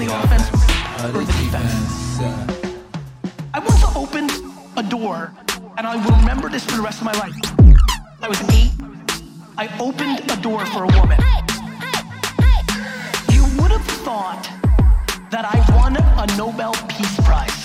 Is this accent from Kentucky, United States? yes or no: no; New York City, New York, United States; also born or lived in Soviet Union; I live in a studio apartment in Queens